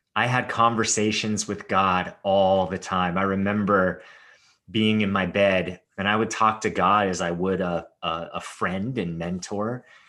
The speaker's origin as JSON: {"language": "English", "town": "Los Angeles", "region": "California", "country": "United States", "tie": "born or raised there", "said": "growing up in Hollywood the way that I did"}